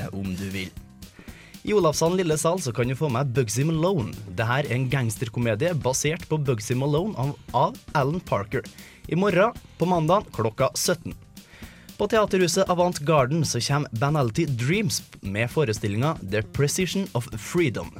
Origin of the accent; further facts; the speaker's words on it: Trøndelag, Norway; Jeg er jo trønder.